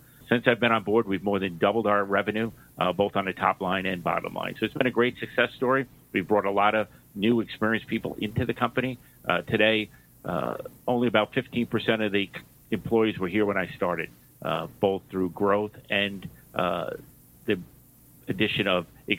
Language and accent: English; New York, United States; You may have noticed from my accent, I grew up in New York